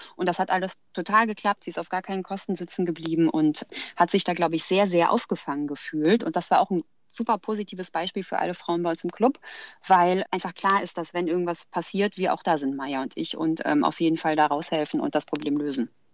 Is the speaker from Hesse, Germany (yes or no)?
yes; Frankfurt, Hesse, Germany; Ich komme ja aus Frankfurt